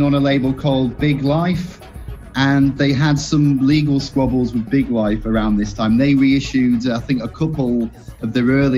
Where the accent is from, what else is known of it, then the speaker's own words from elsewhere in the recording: Scunthorpe, Yorkshire and the Humber, United Kingdom; moved away as an adult; now in Corby, United Kingdom; I'm originally from Scunthorpe, which is more up north in the UK. But I moved down with my girlfriend recently to Corby.